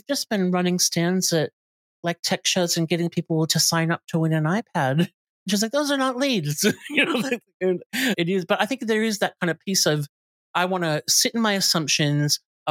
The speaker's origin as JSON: {"language": "English", "country": "United States", "tie": "born or raised there", "moved": "as an adult", "lives_now": "Australia", "said": "we're American by birth, but I've lived here my whole adult life"}